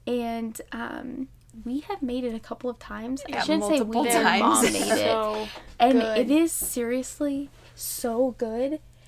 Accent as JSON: {"language": "English", "region": "Midwest", "country": "United States", "tie": "born or raised there", "said": "we grew up in the Midwest."}